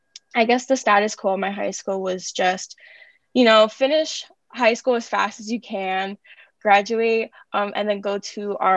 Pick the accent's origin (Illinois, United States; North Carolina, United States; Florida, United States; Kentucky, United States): Florida, United States; Miami; moved away as an adult; now in New York, United States; senior at Columbia, which is crazy to say. I'm majoring in biochemistry in CC, and I am from Miami, Florida.